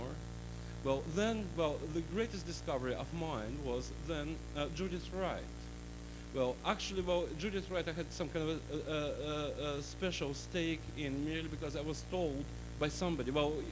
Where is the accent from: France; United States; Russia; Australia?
Russia; English is a second language; moved away as an adult